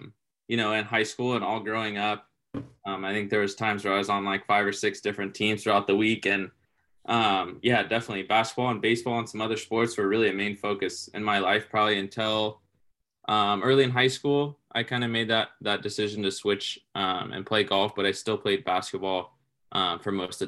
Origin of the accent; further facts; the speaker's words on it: Sacramento, California, United States; And I'm from Sacramento. So growing up, going up to Lake Tahoe every once in a while